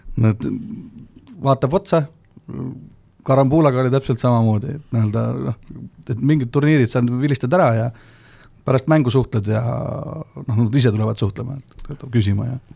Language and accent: Estonian; near Rakvere, Lääne-Viru County, Estonia; also born or lived in Tallinn (born, Pelgulinna hospital); ma olen küll nii-öelda sama kant sealt äh, Rakvere lähedalt, aga, aga ma olen sündinud Pelgulinna haiglas